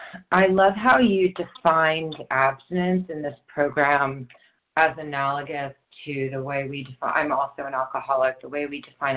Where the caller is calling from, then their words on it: New York, United States; New York.